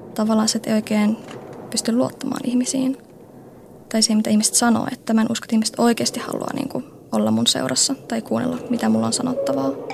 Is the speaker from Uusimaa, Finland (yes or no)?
no; Oulu, North Ostrobothnia, Finland; Mä synnyin Oulussa 22 vuotta sitten sellaiseen pieneen lähiöön Oulujoen rannalla.